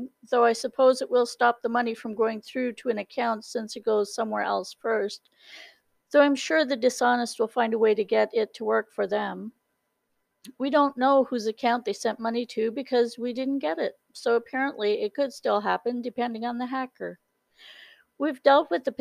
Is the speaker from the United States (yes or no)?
no; Canada; I'm Canadian